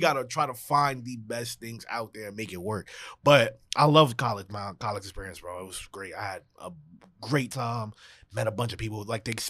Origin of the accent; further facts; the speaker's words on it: New York City, New York, United States; From the Bronx, New York, facts.